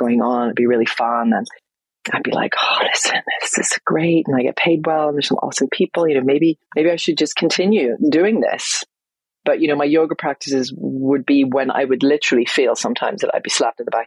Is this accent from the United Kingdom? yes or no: yes; Northern Ireland, United Kingdom; moved away as an adult; also born or lived in London; I moved from London back home here to Northern Ireland, where I am now